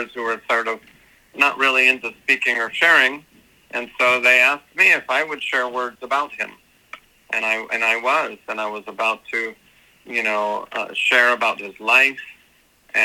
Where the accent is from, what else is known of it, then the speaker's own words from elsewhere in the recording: Los Angeles, California, United States; here in my hometown, you know, here in Los Angeles, California